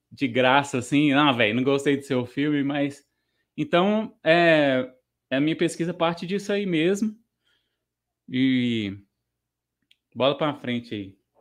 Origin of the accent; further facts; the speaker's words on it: Minas Gerais, Brazil; na minha cidade natal